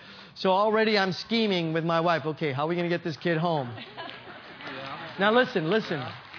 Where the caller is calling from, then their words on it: Hayward, California, United States; I'm calling from California. I'm a pastor in Hayward, California.